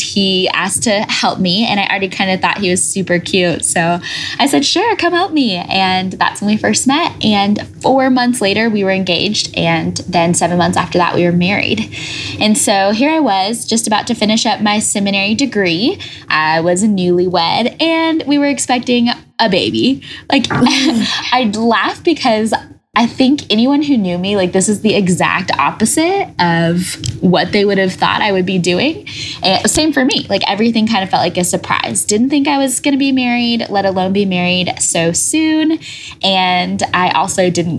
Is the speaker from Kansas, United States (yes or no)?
yes; Wichita, Kansas, United States; moved away as an adult; also born or lived in Denver, Colorado; I grew up in Wichita, Kansas, but I came to Denver to get my master's in leadership.